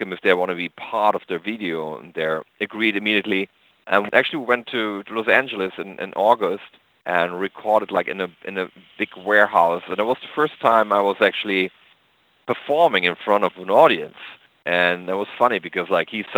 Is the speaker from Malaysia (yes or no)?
no; East Germany, Germany; moved away; also born or lived in America; I grew up in East Germany.